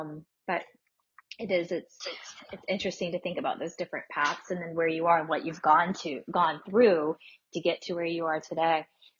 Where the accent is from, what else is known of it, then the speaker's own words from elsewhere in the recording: South Georgia, United States; I grew up in South Georgia